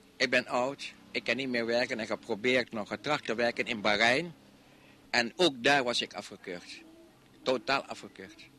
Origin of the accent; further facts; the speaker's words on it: Indonesia; moved away as an adult; now in Netherlands; Ik ben een Nederlander, al ben ik een Indische jongen, maar ik voel me Nederlander